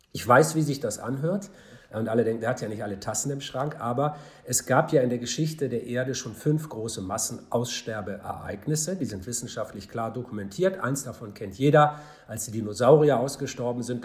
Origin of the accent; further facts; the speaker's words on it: Hamburg, Germany; in meiner Heimatstadt Hamburg